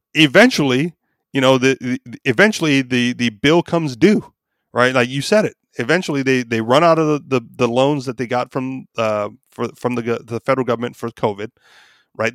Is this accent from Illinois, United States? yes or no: no; Hawaii, United States; I was born and raised there. So I'm, you know, local, native